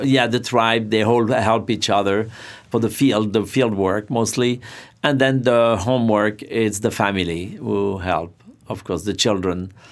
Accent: Saint-Pierre-de-Chandieu, Auvergne-Rhône-Alpes, France; English is a second language; now in New York, United States; Back in France, I grew up near Lyon.

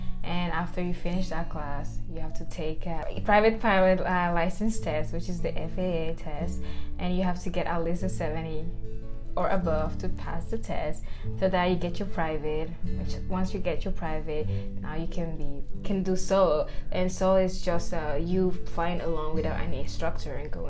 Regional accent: Chad; moved away as an adult; now in United States; I'm from Chad, Central Africa

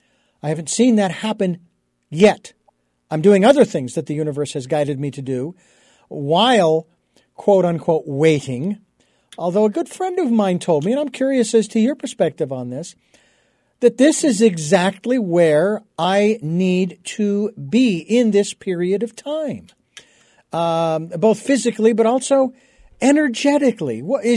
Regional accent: Phoenix, Arizona, United States; I come from Phoenix, Arizona. I don't know where it ranks, but to move to a place with that kind of a label, a reputation, you know, that's saying something, you know.

